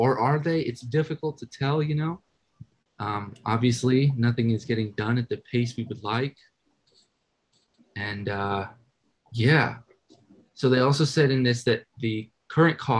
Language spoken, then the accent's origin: English; Oregon, United States; now in Los Angeles, United States; my home state in Oregon. And now I live in Los Angeles